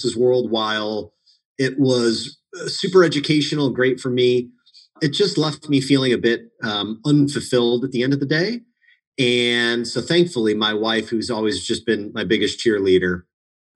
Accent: Munster, Indiana, United States; I grew up in Munster, Indiana, which interestingly, of all the places in Indiana, seems to be a town

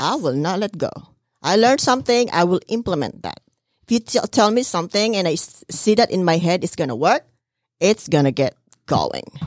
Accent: Philippines; moved away; I'm from the Philippines

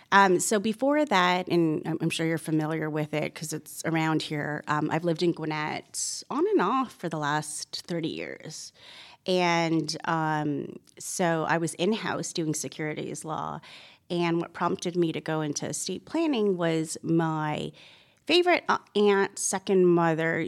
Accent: Toronto, Ontario, Canada; moved away as an adult; now in Georgia, United States; I was born and raised in Toronto, Canada

